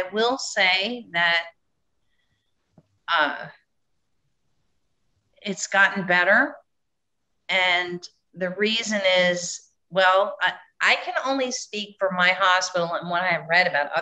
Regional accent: California, United States; I'm from California

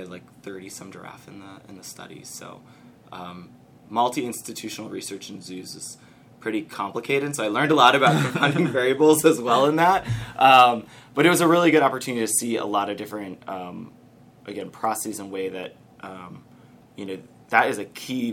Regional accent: Detroit, Michigan, United States; moved away as an adult; now in Cincinnati, United States; I'm from Metro

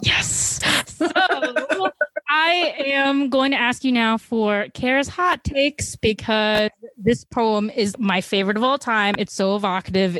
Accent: Chicago, Illinois, United States; I'm from Chicago, and I'd like to think we're like a big media producing place

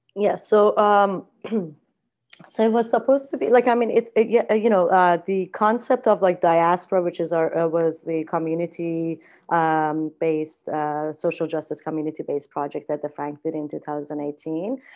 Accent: Iran; moved away as an adult; also born or lived in Spain; now in Vancouver, Canada; I was born in Iran, and I grew up in a very artistic family

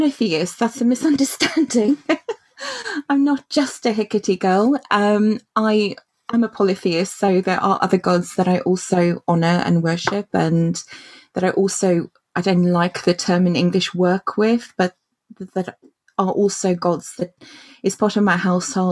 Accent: Cape Town, Western Cape, South Africa; now in United Kingdom; I was born in Cape Town in South Africa. So I had a childhood in Africa, which I guess sets me aside a little bit from my peers in the UK.

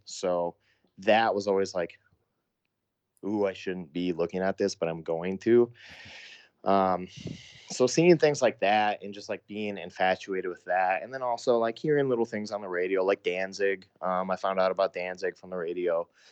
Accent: Sioux Falls, South Dakota, United States; my hometown that I'm from, Sioux Falls, South Dakota

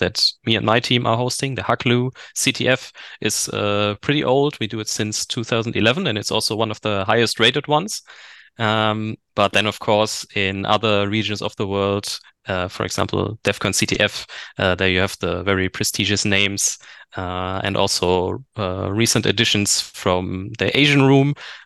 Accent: Germany; also born or lived in Bochum, Germany; I'm from Germany

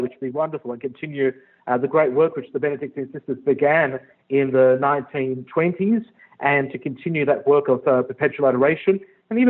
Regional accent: Australia; moved away as an adult; now in Libertyville, United States; I'm from Australia, first generation Italian from Australia

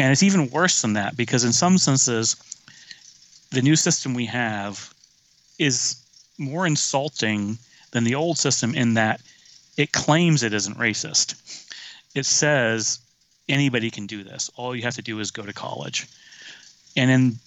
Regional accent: the rural South, United States; moved away; I grew up in the South, rural South in the 70s

